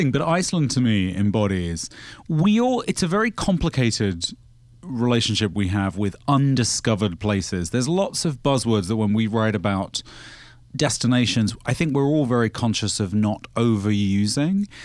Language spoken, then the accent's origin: English; United Kingdom; as a British person